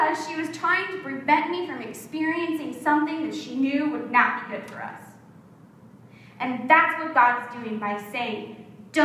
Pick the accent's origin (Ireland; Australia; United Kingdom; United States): United States; South Florida; we grew up in South Florida